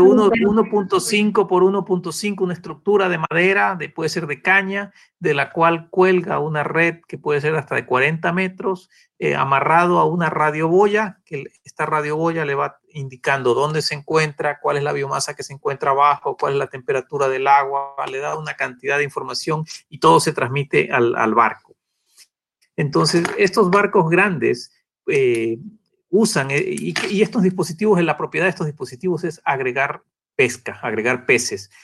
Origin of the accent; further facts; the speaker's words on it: Galápagos, Ecuador; los que nacimos acá en Galápagos